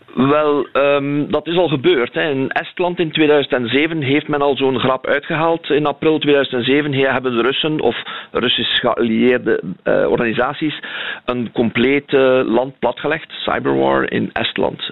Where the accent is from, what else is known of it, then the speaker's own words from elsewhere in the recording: Belgium; wij eh, als België